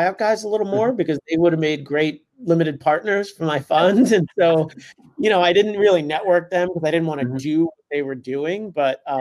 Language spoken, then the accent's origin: English; New York City, New York, United States; I grew up in Brooklyn. I've lived my entire life within the five boroughs of New York City, including for college.